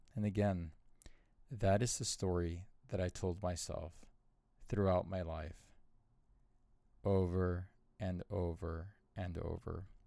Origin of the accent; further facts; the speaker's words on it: Southern California, United States; moved away; also born or lived in Arizona; born and raised in Southern California, born in poverty, raised in poverty, I saw lots of violence throughout my childhood. And we moved to Arizona when my parents divorced